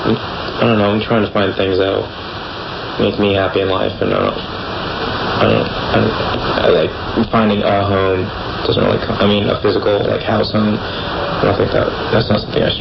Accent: San Francisco, California, United States; I grew up in San Francisco. I was born and raised here. I'm a native

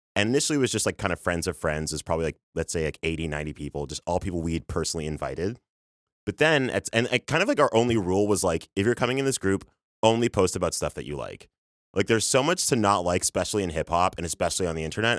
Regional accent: Toronto, Ontario, Canada; now in New York, United States; You can't hear it in my, in my voice or my accent, but I'm from Canada. I'm from Toronto

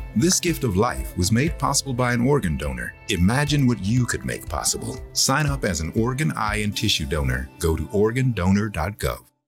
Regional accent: Northwest Missouri, United States; I'm a farmer from Northwest Missouri

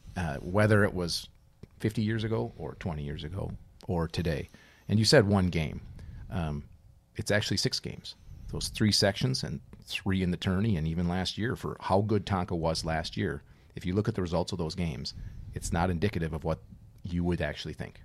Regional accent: Minnesota, United States; growing up in Minnesota, playing hockey

